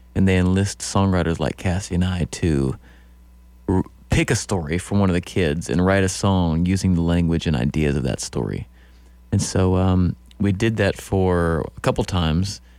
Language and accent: English; Iowa, United States; moved away as an adult; also born or lived in Council Bluffs, Iowa / Oskaloosa, Iowa / Pella, Iowa / Carroll, Iowa; I grew up in Iowa, Council Bluffs, Oskaloosa, Pella, and I was born in Carroll, Iowa